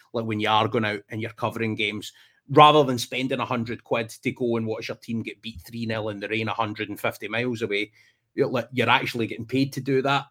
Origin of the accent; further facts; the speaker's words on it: Ayrshire, Scotland, United Kingdom; now in England; growing up in Scotland, it's a smaller country right? so, I mean, even if you've got trips to like Ross County or Aberdeen or whatever it is from where I am down in Ayrshire